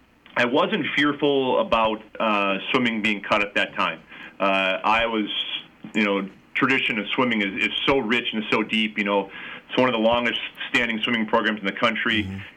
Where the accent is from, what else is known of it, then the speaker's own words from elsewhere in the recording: Cedar Falls, Iowa, United States; moved away as an adult; now in northern suburbs of Chicago, United States; I grew up in Cedar Falls.